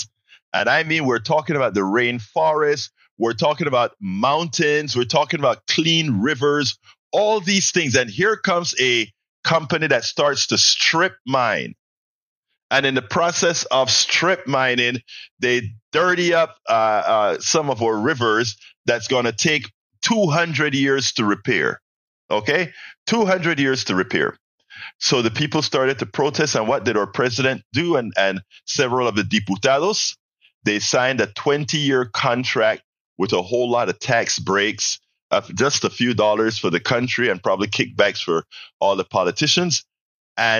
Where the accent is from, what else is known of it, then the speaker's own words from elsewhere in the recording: Panama; now in United States; Panama, my home country.